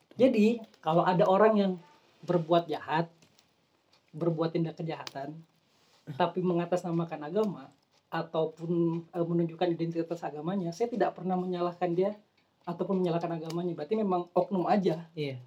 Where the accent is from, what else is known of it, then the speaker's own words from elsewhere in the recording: Kalimantan, Indonesia; moved away; waktu kecil kan waktu tinggal di Kalimantan